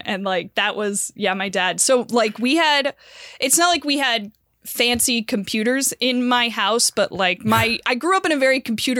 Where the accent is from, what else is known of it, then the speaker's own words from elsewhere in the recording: Santa Barbara, California, United States; Santa Barbara.